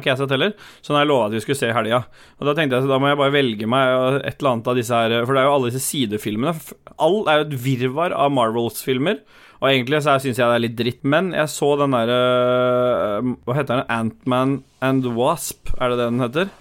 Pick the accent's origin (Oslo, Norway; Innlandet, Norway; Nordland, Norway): Oslo, Norway; Jeg er fra Lambertseter